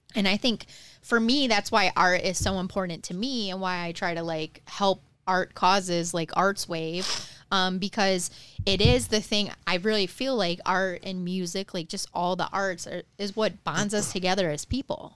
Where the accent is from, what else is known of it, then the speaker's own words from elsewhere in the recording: Detroit, Michigan, United States; growing up in Detroit